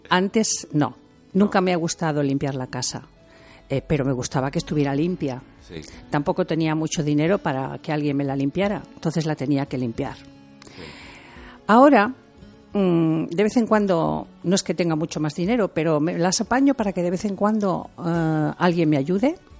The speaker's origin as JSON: {"language": "Spanish", "town": "Santander", "region": "Cantabria", "country": "Spain", "tie": "born or raised there", "said": "Yo soy de Cantabria, de Santander. Y en Santander, en cuando yo era pequeña, em, había mucho turismo"}